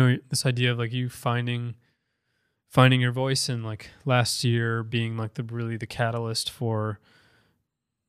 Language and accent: English; Minnesota, United States; also born or lived in Paraguay; came and got adopted by like the best family in the world and grew up in Minnesota